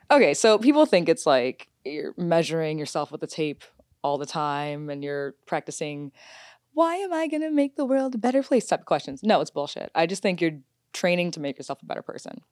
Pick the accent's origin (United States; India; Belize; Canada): United States; Detroit, Michigan; moved away; also born or lived in Washington, D.C.; I'm from Detroit, so we used to jump up to Windsor all the time.